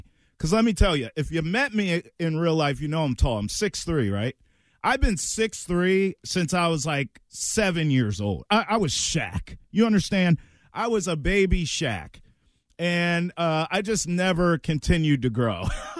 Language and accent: English; Maryland, United States; So I grew up in a small town in Maryland where I was basically an hour and a half from both big cities, Baltimore and Washington, D.C.